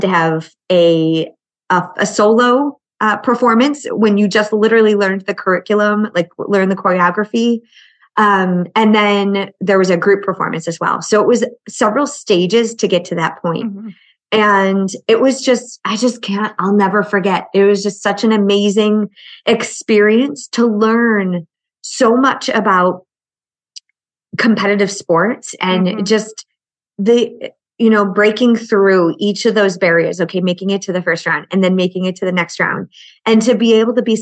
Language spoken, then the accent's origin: English; Buffalo, New York, United States; I grew up in Buffalo and I cheered through very cold winters.